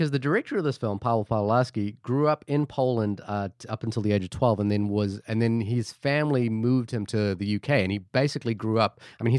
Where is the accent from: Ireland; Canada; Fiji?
Fiji; born there; moved away; also born or lived in Australia / New Zealand; again, I was born in Fiji, moved to Australia, then New Zealand, and I am of Indian heritage.